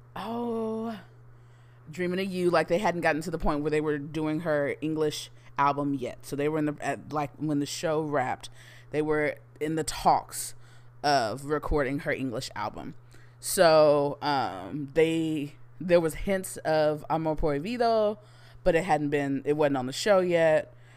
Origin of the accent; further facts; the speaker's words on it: Houston, Texas, United States; born and raised in Houston, Texas